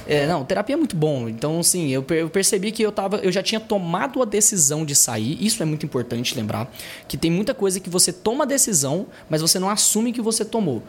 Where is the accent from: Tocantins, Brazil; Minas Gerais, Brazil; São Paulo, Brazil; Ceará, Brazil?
Tocantins, Brazil; interior of; moved away as an adult; now in Goiânia, Brazil; eu sou do interior do Tocantins, Atualmente eu moro em Goiânia, já tenho uns 6 anos de Goiânia aí